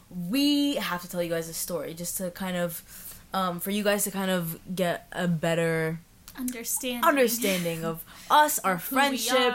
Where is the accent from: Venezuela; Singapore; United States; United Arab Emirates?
United Arab Emirates; Abu Dhabi; I'm Lebanese, but I was. Born and raised in Abu Dhabi. Yes, sir. I was born and raised in Abu Dhabi.